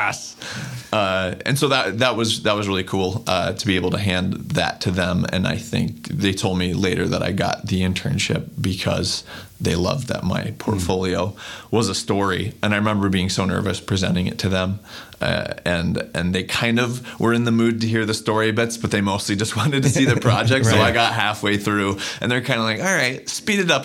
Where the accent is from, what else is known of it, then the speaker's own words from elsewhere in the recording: New Mexico, United States; I grew up in New Mexico